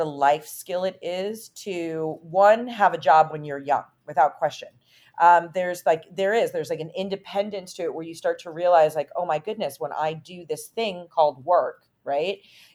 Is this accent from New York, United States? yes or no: yes; New York, United States; now in Los Angeles, United States; Originally I'm actually from New York and all of my family hails from Italy